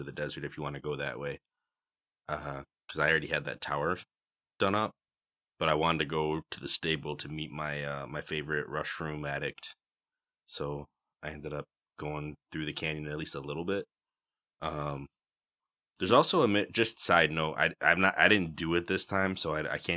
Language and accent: English; Western New York, United States; I'm from Western New York, and therefore I am also too pale for the desert.